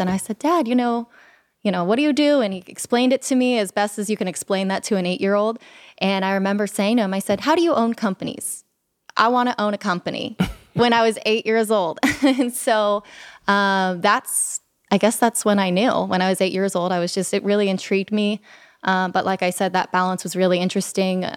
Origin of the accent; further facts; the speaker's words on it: Sacramento, California, United States; also born or lived in Los Angeles / Salinas; back to Sacramento, uh, where I pretty much grew up